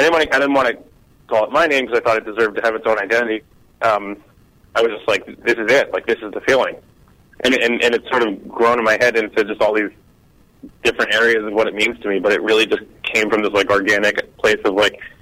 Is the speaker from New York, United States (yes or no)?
no; New Jersey, United States; I grew up in New Jersey. I mean, I lived in New Jersey for 27 years.